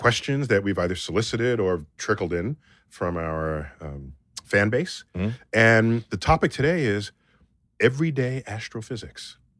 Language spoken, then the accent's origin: English; Toronto, Ontario, Canada; moved away as an adult; also born or lived in America; now in United States; born and raised in Toronto.